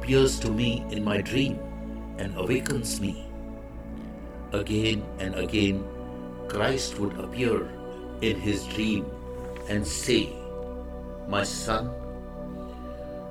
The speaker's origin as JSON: {"language": "English", "country": "India", "said": "I am the Indian monk."}